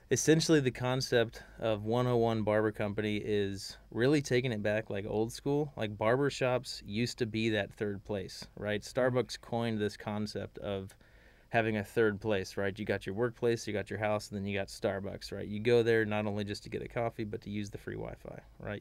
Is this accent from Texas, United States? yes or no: yes; Magnolia, Texas, United States; I'm from Magnolia, Texas.